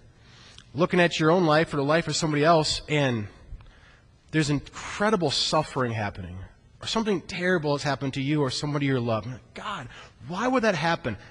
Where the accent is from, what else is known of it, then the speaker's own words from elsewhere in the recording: Iowa, United States; growing up in Iowa, working really boring jobs like on the mink farm